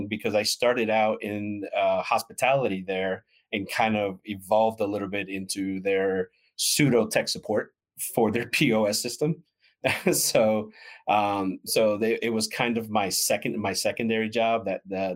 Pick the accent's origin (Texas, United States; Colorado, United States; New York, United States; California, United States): New York, United States; New York City; now in DeLand, United States; I am originally from New York City, but I now make my home in sunny Deland, Florida